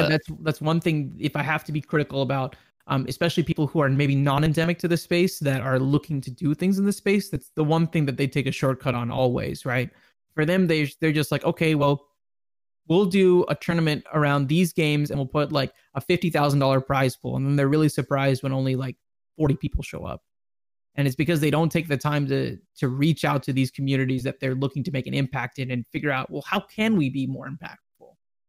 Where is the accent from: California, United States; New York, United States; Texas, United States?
Texas, United States; Dallas; I think for me, probably one of the highlights was definitely Dallas, right? Because I'm from Dallas.